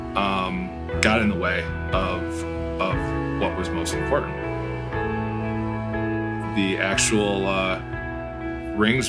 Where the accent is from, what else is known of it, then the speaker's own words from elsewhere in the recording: St. Joseph, Michigan, United States; moved away as an adult; now in Chicago, United States; I am from Southwest Michigan, in a town called St. Joe